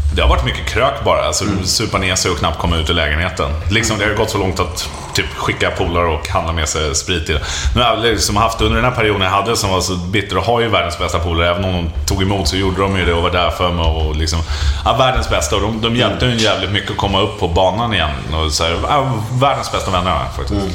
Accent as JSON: {"language": "Swedish", "town": "Stockholm", "region": "Stockholm County", "country": "Sweden", "tie": "born or raised there", "said": "jag är också född på Söder"}